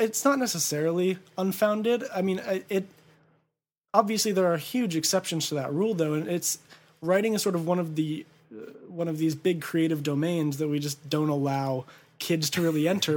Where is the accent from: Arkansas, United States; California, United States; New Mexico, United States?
California, United States; Ontario; also born or lived in Upland, California / Claremont, California; I was born in San Antonio Community Hospital, but I grew up in Ontario, uh, uh, so on the border of Ontario and Chino